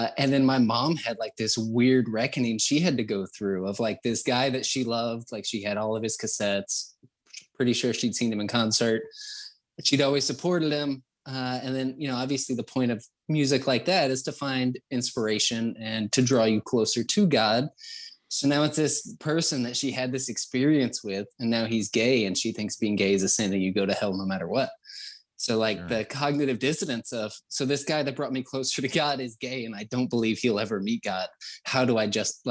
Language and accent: English; the Bible Belt, United States; now in north of Atlanta, United States; growing up in the Bible Belt. I was obviously Christian conservative growing up, super Southern Baptist